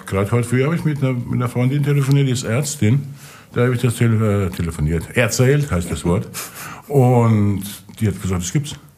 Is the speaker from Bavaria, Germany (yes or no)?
no; Rhineland-Palatinate, Germany; ich ja bekanntlich aus der Pfalz komme